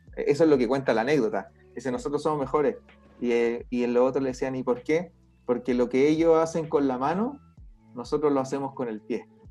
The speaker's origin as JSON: {"language": "Spanish", "country": "Chile", "said": "acá en Chile"}